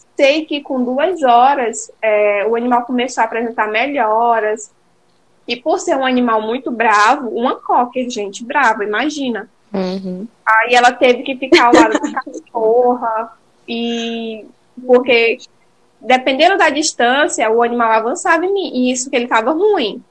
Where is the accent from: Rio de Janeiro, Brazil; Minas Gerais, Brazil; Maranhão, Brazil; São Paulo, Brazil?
Maranhão, Brazil; Imperatriz; moved away as an adult; now in Belém, Brazil; eu e Diego, nós somos maranhenses, e eu sou de Imperatriz